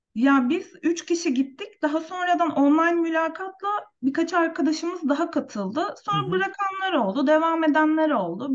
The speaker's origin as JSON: {"language": "Turkish", "country": "Turkey", "tie": "born or raised there", "said": "Türkiye'de yaşam benim için tabii ki memleketim"}